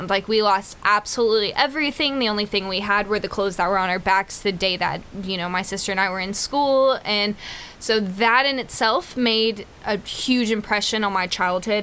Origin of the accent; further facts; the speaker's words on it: Texas, United States; also born or lived in Houston, Texas; I was born in Houston, Texas